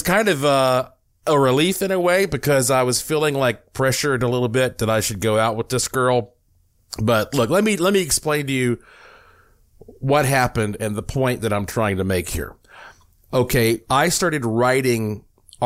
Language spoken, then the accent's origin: English; Western North Carolina, United States; growing up in Western North Carolina